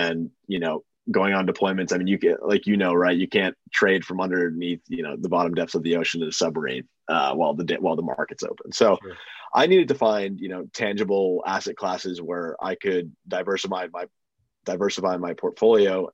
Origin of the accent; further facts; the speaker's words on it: Boston, Massachusetts, United States; moved away; also born or lived in Purdue, Indiana; I'm from Boston.